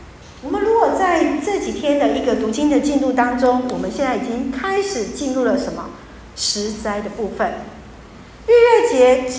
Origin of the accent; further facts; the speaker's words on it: Taiwan; 我们台湾人